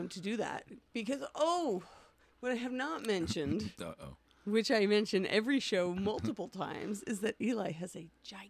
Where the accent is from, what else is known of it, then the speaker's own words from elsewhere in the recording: Palm Desert, California, United States; grew up in Palm Desert area.